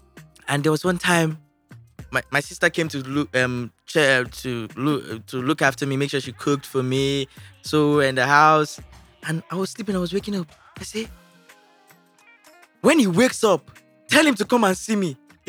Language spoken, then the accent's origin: English; Ojodu, Lagos, Nigeria; also born or lived in Festac; No, I started living my life from Festac, then I moved to Ojodu.